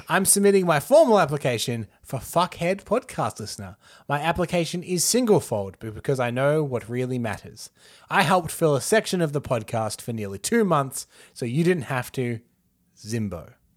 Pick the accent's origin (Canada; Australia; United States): Australia; as an Australian